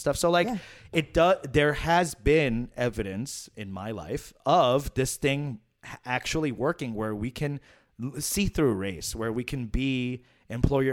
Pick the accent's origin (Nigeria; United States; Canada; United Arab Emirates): United States; New York City, New York; my hometown, Queens, New York City